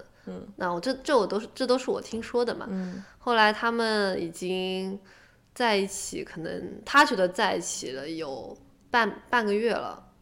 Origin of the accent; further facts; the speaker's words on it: Shanghai, China; moved away; 我也是上海的嘛